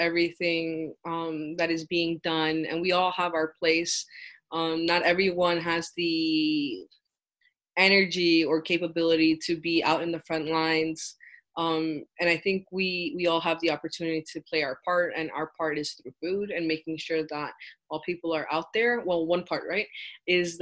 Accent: New York City, New York, United States; I grew up in New York

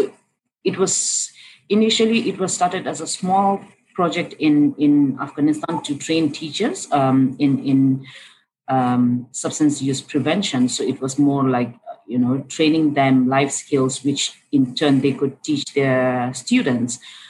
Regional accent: Bhutan; In Bhutan.

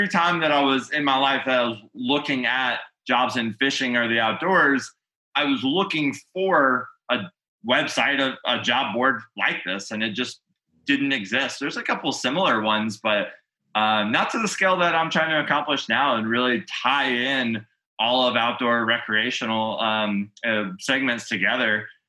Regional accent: Grand Rapids, Michigan, United States; also born or lived in Georgia; No, I did pick up the accent there though. So I was born in Grand Rapids, Michigan, you know

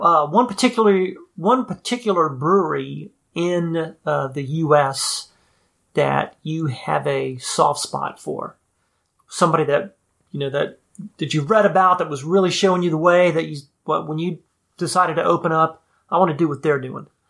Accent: New Orleans, Louisiana, United States; I grew up in New Orleans

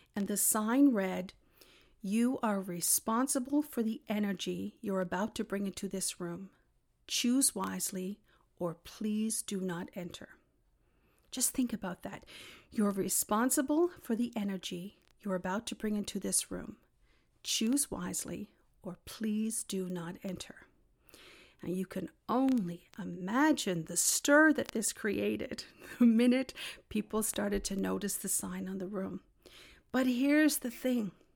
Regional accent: Newfoundland and Labrador, Canada; I'm from Newfoundland

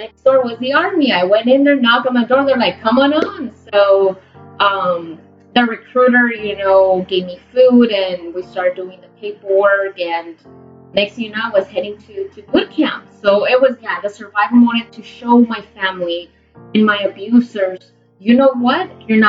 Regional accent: Guatemala; English is a second language; also born or lived in El Salvador; Growing up in Guatemala and El Salvador, I was always taught, you know, that you have to be a lady, and then you're going to be a good wife

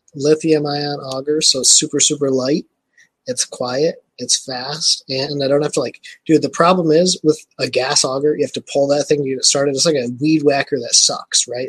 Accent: Michigan, United States; I am from Michigan. So I live in Michigan.

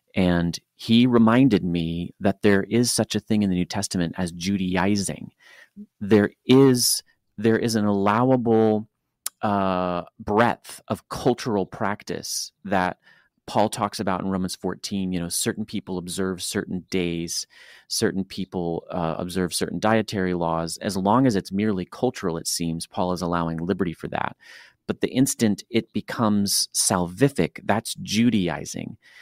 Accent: United States; as an American English speaker

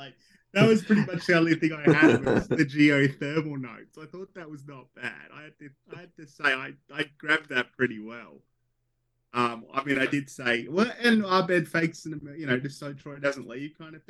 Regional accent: Australia; as an Australian

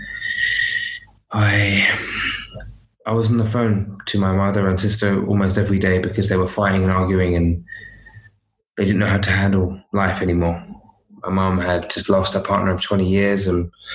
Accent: London, United Kingdom; I was brought up in London

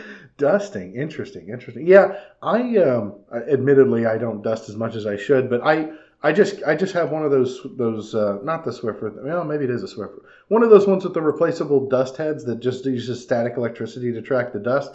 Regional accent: California, United States; When I was growing up in California

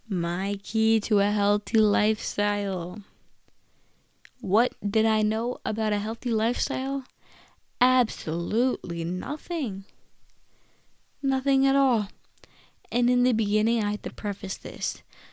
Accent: India; I'm Indian, you know. We value, like, the cow, and I just think, you know, it just doesn't feel right to me

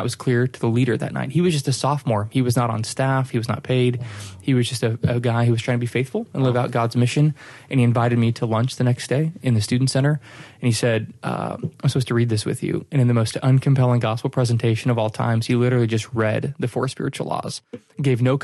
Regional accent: Littleton, Colorado, United States; now in Flower Mound, United States; I grew up in Littleton, Colorado to a wonderful family

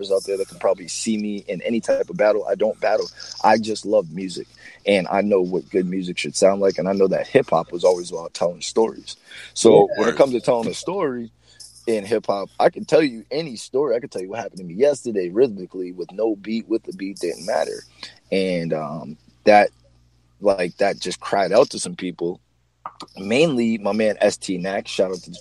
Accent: Beverly, Massachusetts, United States; I'm from Beverly

